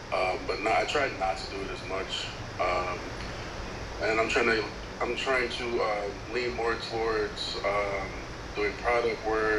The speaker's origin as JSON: {"language": "English", "town": "Chicago", "region": "Illinois", "country": "United States", "said": "I'm from Chicago."}